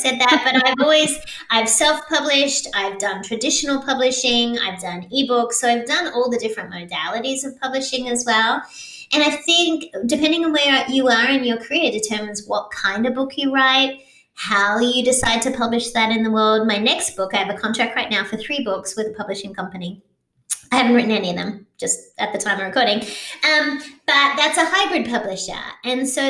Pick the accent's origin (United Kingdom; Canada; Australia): Australia; now in United States; I am Australian, so I have a global perspective, but I'm also an American citizen, so I have a local perspective as well.